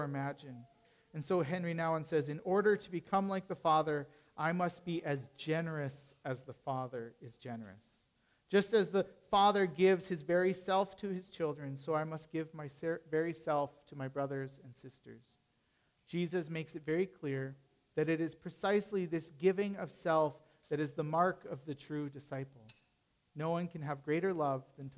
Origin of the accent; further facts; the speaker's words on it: Canada; being Canadian